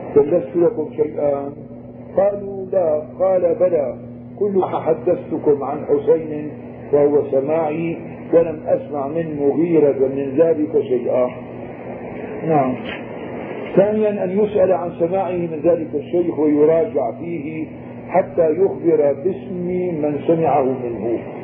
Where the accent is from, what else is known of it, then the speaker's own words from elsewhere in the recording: Syria; نحن عندنا بالشام هون